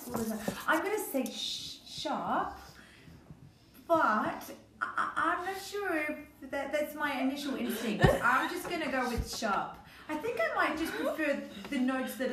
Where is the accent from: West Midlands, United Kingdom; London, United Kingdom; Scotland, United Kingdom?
London, United Kingdom; moved away; I'm originally from London, in England